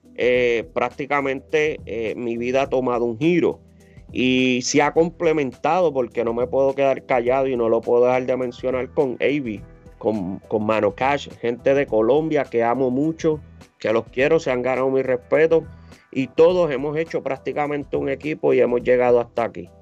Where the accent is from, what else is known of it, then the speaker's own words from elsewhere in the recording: Humacao, Puerto Rico; now in United States; Soy de Macao